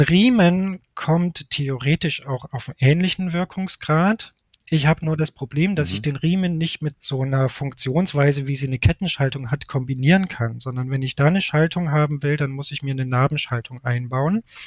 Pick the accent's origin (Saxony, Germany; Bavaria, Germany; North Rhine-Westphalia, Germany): Saxony, Germany; Leipzig; now in Munich, Germany; Ich sitze gerade in meiner Heimatstadt Leipzig. Normalerweise bin ich aber in München